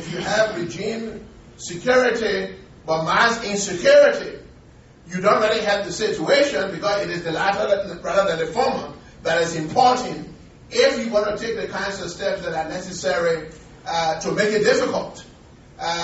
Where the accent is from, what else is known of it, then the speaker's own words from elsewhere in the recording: Liberia; I was born and raised on the Firestone Plantation Company